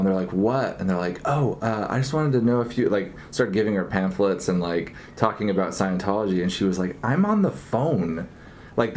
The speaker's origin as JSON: {"language": "English", "region": "Oregon", "country": "United States", "tie": "born or raised there", "said": "I grew up in Oregon"}